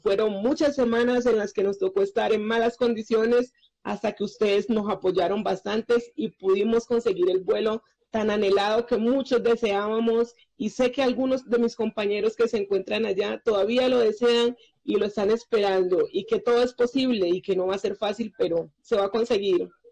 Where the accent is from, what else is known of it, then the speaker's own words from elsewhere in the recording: Colombia; also born or lived in Chile; Me encuentro muy feliz en mi país